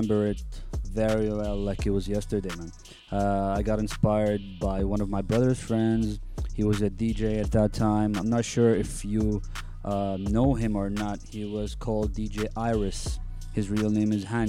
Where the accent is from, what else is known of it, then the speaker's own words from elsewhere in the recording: Abu Dhabi, United Arab Emirates; moved away as an adult; also born or lived in Egypt; I was born and raised in Abu Dhabi